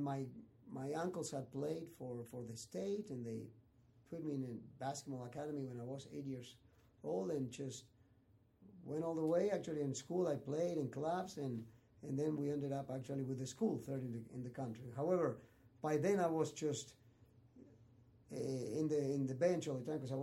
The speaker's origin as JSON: {"language": "English", "country": "Argentina", "tie": "born or raised there", "also_born_or_lived": "Santa Monica, California", "moved": "yes", "said": "I'm from Argentina"}